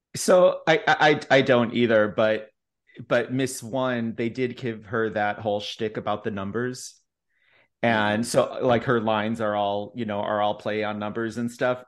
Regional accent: Chicago, Illinois, United States; now in Texas, United States; I'm from Chicago

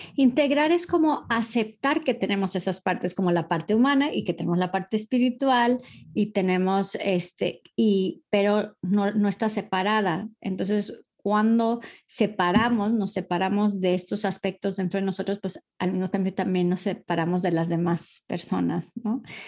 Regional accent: Costa Mesa, California, United States; moved away as an adult; also born or lived in Newport Beach, California; now in Madrid, Spain; originalmente soy nacida y, criada en, California, en Orange County. En, nací en Newport Beach y crecí en Costa Mesa.

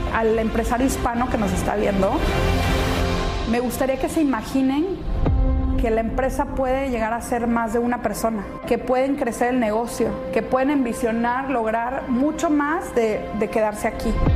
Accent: Mexico; now in Miami, United States; como decimos en México

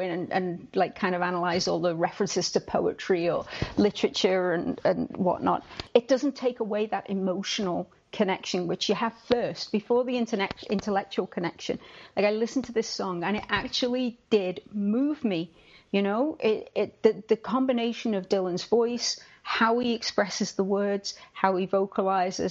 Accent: United Kingdom; I'm British

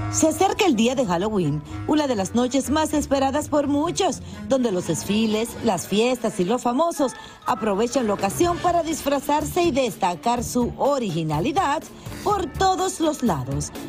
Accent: Dominican Republic; mi gente dominicana

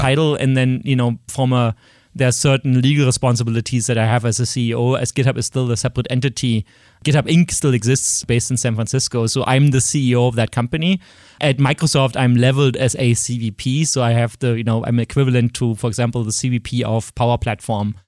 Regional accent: Berlin, Germany; accent: German; English is a second language; moved away; I grew up in East Berlin

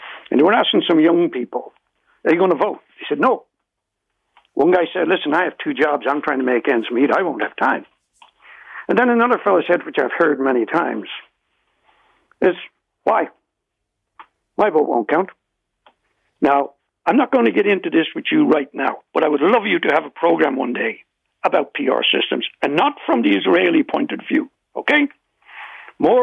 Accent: Ireland; accent: Irish; now in Canada

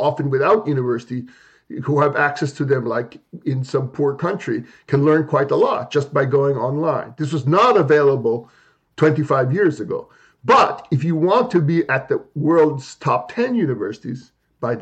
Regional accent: Philippines; moved away as an adult; now in United States; I grew up in the Philippines during the martial law era under Marcos

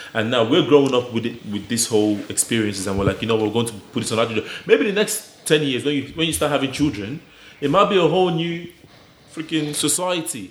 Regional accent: Nigeria; now in Australia; we grew up in Nigeria. We came to Australia

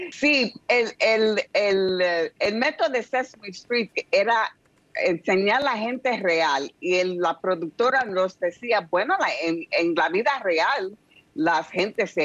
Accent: New York, United States; Yo me crié en el South Bronx y veía mucha, mucha televisión toda mi vida

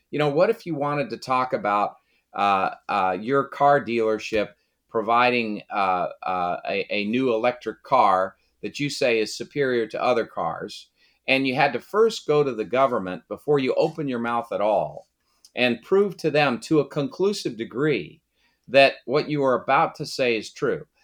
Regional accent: Brockton, Massachusetts, United States; moved away; also born or lived in Washington; I was born in Brockton, Massachusetts

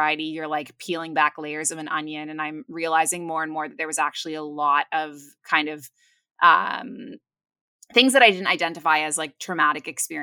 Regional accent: Toronto, Ontario, Canada; moved away as an adult; also born or lived in Kuwait / Abu Dhabi, UAE; now in Bali, Indonesia; I am originally from Toronto. I'm Canadian

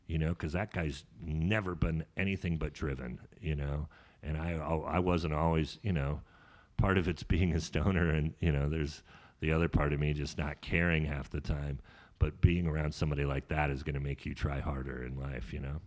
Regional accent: Sonoma, California, United States; also born or lived in Sacramento; I grew up in Sonoma, but my mom kicked me out when I was 17

